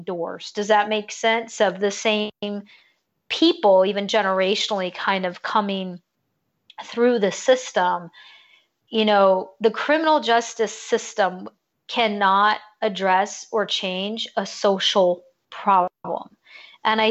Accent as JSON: {"language": "English", "region": "California", "country": "United States", "also_born_or_lived": "Georgia / Virginia", "moved": "yes", "lives_now": "Florida, United States", "said": "I'm originally from California"}